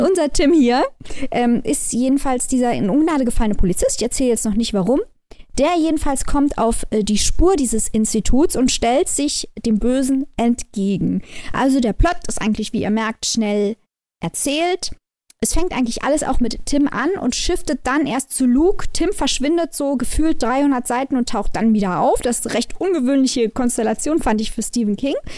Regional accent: Germany; wir als Deutsche

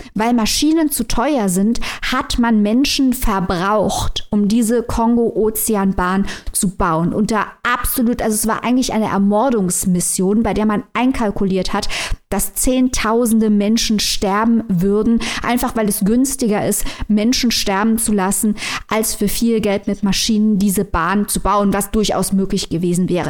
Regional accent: Germany; wir als Deutsche

